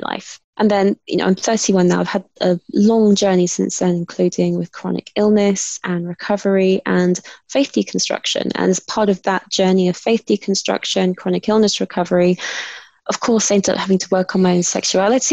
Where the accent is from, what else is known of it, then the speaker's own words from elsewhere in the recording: London, United Kingdom; accent: British; I am British and I was born in London, grew up in London.